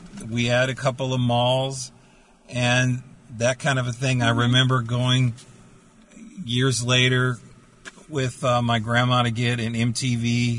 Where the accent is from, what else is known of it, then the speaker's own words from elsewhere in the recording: San Bernardino, California, United States; I was born in San Bernardino, California.